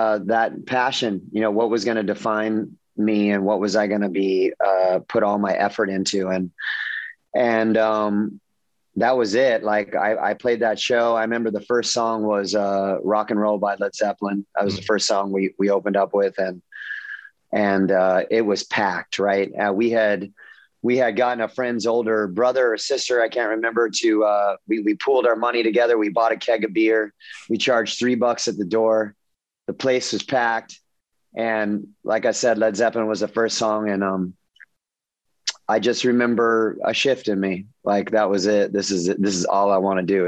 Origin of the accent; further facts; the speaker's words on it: Southern California, United States; I grew up in Southern California